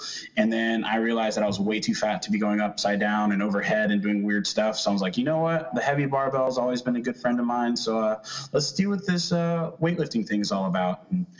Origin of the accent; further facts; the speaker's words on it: Dallas, Texas, United States; So my hometown spot back in the Dallas area.